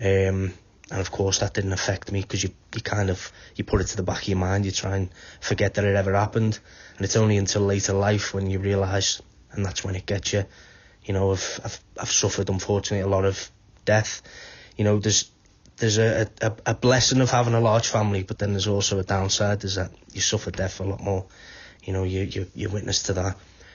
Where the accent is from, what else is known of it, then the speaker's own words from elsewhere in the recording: Wallasey, North West England, United Kingdom; moved away as an adult; also born or lived in Liverpool; now in Wales; My mum's from Wallasey, so I grew up in Wallasey. Moved to Liverpool when I was about 15, 16. So, but I'm now living in Wales